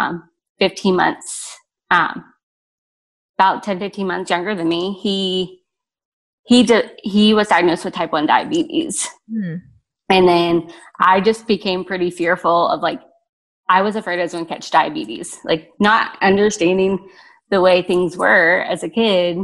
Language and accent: English; Cincinnati, Ohio, United States; I grew up outside of Cincinnati, Ohio, and was born to two parents.